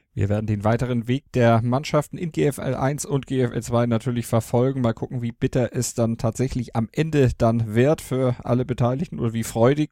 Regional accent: Elmshorn, Schleswig-Holstein, Germany; Ich bin ähm, gebürtiger Emsauer, da muss man vielleicht dazu sagen, da schlägt mein äh, Geburtsherz

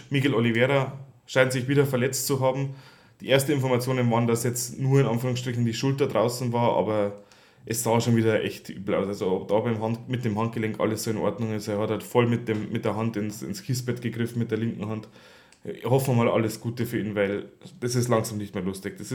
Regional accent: Bavaria, Germany; vor allem zwei Bayern, das finde ich natürlich als Bayer ja, trotzdem schön

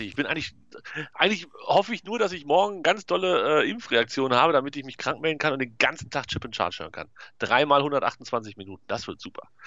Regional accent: North Rhine-Westphalia, Germany; als Westfale würde ich ja, wenn ich sowas in der Nachbarschaft organisieren würde, fände ich gegen Bier nicht so viel einzuwenden

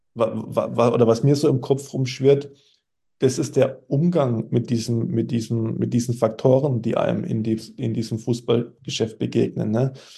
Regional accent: Germany; als Deutscher

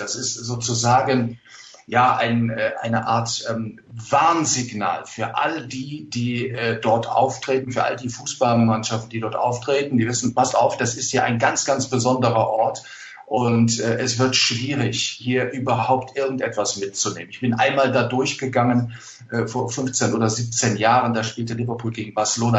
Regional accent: area beyond Mettmann from Düsseldorf, North Rhine-Westphalia, Germany; im beschaulichen Mettmann-Metzkausen, also genau zwischen meiner Heimat und Düsseldorf gelegen

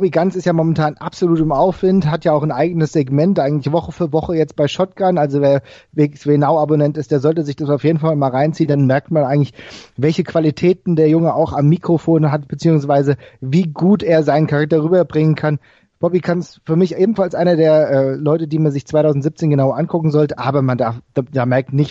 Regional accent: Frankfurt, Hesse, Germany; ich komme ja aus Frankfurt, der, aus dem Frankfurter Raum

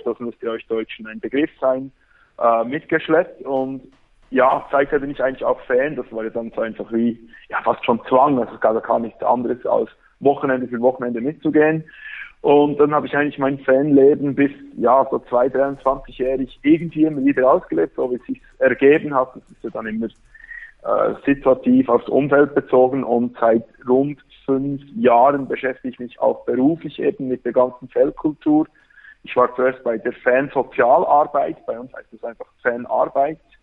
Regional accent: Bern, Switzerland; accent: Berndeutsch; Ich komme aus Bern

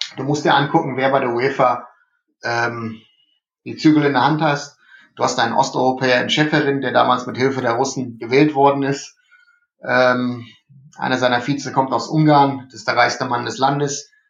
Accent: Germany; also born or lived in Remscheid; bei uns in Deutschland

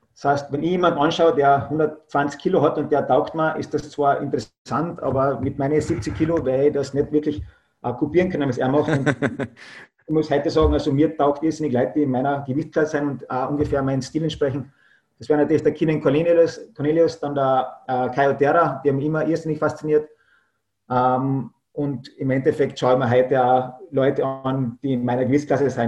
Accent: Klagenfurt, Carinthia, Austria; ich komme aus äh, Österreich, genauer gesagt aus Kärnten-Klagenfurt äh, in Klagenfurt habe ich meine Kampfsportschule

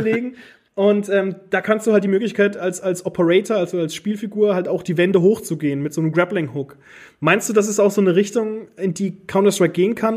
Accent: Germany; bei uns in Deutschland

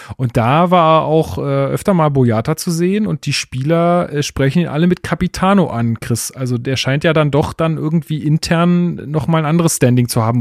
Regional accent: Germany; als Deutscher

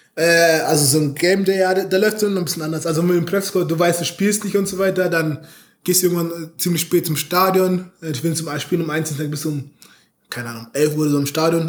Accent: Munich, Bavaria, Germany; moved away; ich komme aus München.

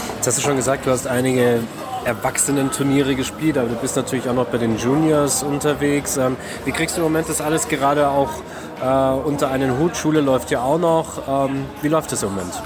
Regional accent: Bavaria, Germany; Jetzt komme ich aus Bayern

